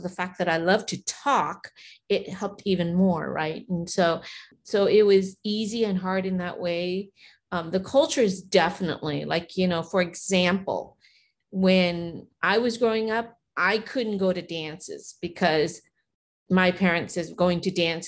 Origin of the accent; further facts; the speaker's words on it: United States; English is a second language; also born or lived in Vietnam; I grew up in America, my heart, I'm still Vietnamese